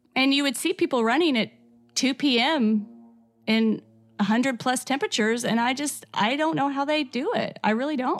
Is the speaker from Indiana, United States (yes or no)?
yes; Corydon, Indiana, United States; accent: a little bit of Southern; also born or lived in Asheville, North Carolina; I grew up here in Corey Dun, Indiana